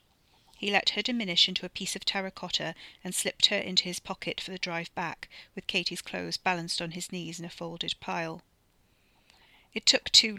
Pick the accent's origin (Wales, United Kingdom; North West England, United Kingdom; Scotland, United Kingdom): Wales, United Kingdom; South; accent: South Welsh; if I try and do any accent, it generally comes out as South Welsh